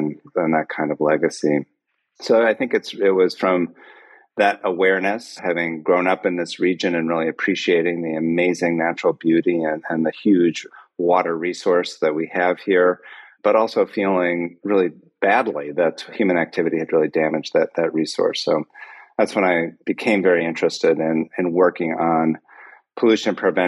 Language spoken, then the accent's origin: English; Chicago, Illinois, United States; I grew up in the Chicago area